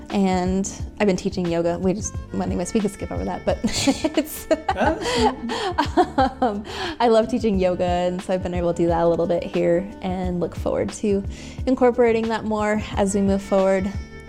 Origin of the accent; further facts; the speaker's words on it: Tucson, Arizona, United States; now in Colorado, United States; I'm from Tucson